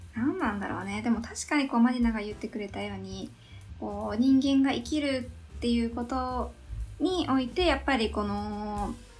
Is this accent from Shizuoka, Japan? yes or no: no; Yamaguchi, Japan; 私山口県山口市出身日本生まれ日本育ち